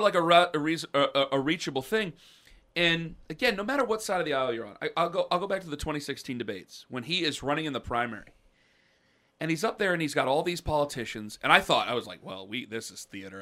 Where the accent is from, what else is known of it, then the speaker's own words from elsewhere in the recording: Canton, Ohio, United States; moved away as an adult; now in Cleveland, United States; I'm from Canton. My boys were born in Cleveland, I live in Cleveland